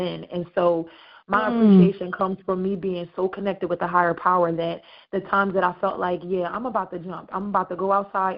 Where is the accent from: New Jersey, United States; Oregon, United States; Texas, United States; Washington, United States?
New Jersey, United States; Camden; I'm from Camden